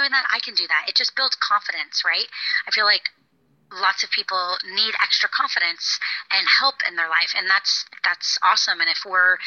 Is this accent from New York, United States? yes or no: no; Florida, United States; moved away as an adult; I grew up in Florida, so I moved far away